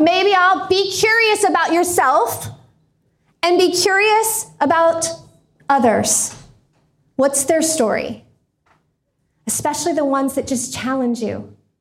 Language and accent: English; Indiana, United States; also born or lived in Florida; I was moving from Florida to Indiana, back to Indiana. I'd been living down there